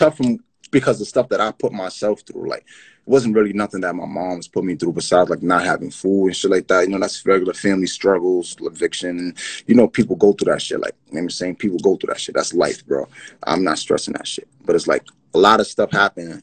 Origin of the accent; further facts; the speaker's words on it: Yonkers, New York, United States; also born or lived in Bronx, New York / Brooklyn, New York; I'm from Yonkers, New York